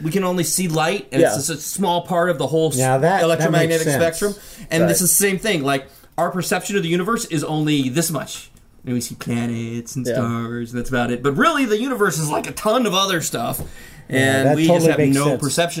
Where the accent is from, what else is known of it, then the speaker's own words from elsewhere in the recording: Alabama, United States; That's what I'm from Alabama, and that's what Daddy said to call his little peepee.